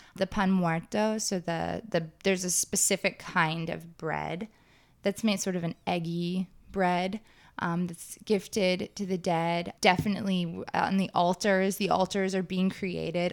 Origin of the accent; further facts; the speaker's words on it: Texas, United States; moved away; I grew up in Texas